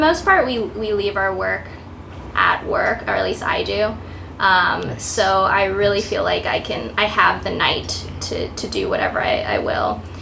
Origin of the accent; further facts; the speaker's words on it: Downey, California, United States; moved away as an adult; now in New York City, United States; I'm from Los Angeles area, Downey specifically